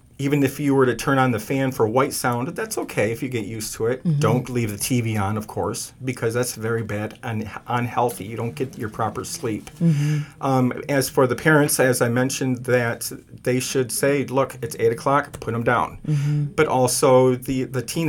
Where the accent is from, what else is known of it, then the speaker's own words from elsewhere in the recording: Michigan, United States; moved away as an adult; now in Columbus, United States; I'm originally from Michigan. I moved here about 15 years ago